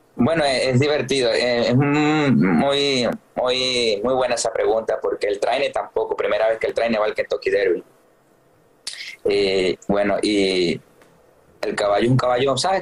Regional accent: Venezuela; moved away; mi país

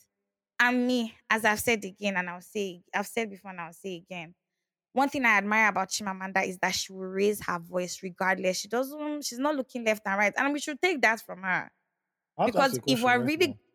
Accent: Nigeria; we are Nigerian

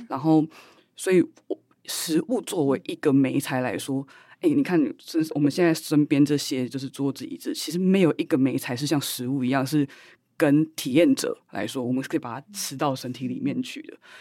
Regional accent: Taiwan; 作为台湾人，我们的认同就是这么的复合， 这么的复杂

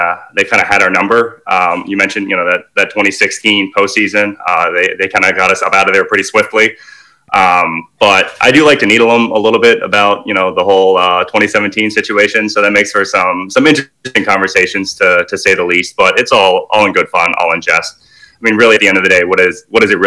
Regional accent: Ponte Vedra Beach, Florida, United States; moved away as an adult; also born or lived in Tallahassee, Florida / Houston, Texas; I grew up just outside of Jacksonville, Florida, a small town called Ponte Vedra Beach

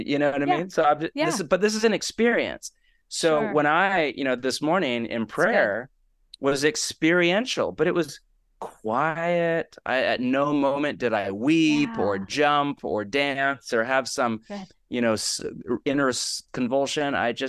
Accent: West Coast, United States; also born or lived in Portland; now in Los Angeles, United States; Again, I'm born and raised in the West Coast, which is its own echo chamber. The people I interact with in Portland and now LA, those fears are almost non-existent.

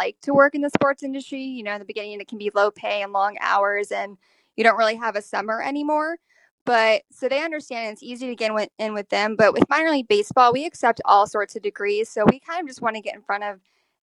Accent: Houston, Texas, United States; that was in Houston, my hometown.

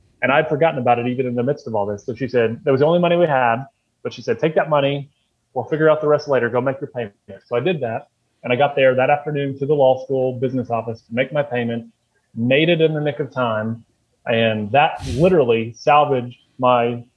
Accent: Frankfort, Kentucky, United States; also born or lived in Louisville, Kentucky; I was working in my hometown of Frankfort

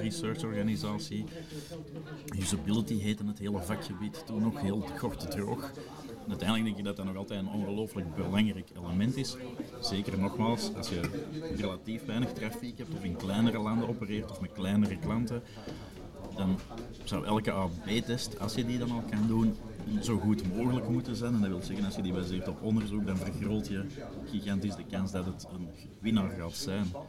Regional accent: Flanders, Belgium; dat is het leuke als Vlaming

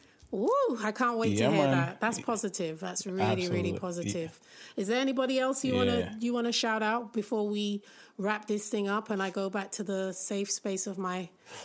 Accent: New York, United States; also born or lived in London / Jamaica; I grew up in New York as well. Many people don't know that I'm a very trans-global little girl. So between London, Jamaica, and New York.

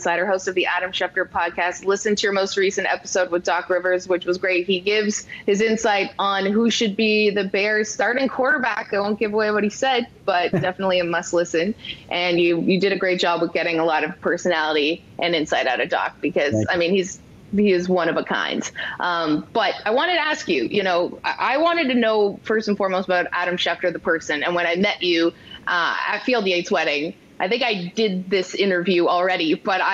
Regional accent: Canada; I grew up in Canada

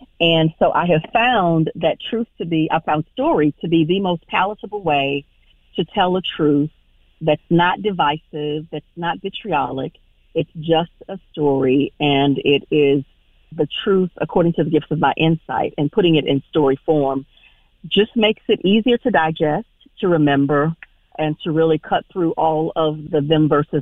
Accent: Houston, Texas, United States; now in Raleigh, United States; I'm originally from Houston, Texas

